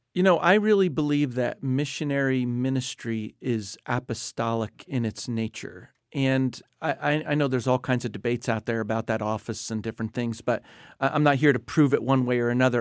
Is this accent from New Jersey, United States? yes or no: yes; New Jersey, United States; moved away as an adult; also born or lived in South Asia / Indonesia; I grew up in New Jersey